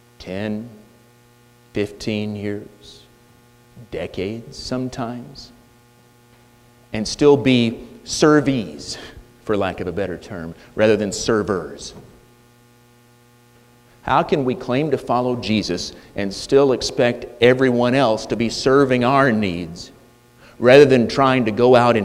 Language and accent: English; United States